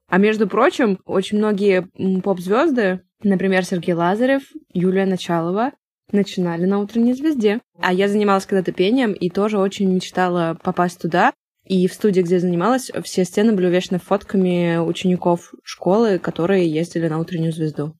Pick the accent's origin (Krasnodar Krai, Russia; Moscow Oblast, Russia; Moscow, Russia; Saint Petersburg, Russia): Saint Petersburg, Russia; в загранпаспорте написано место рождения Ленинград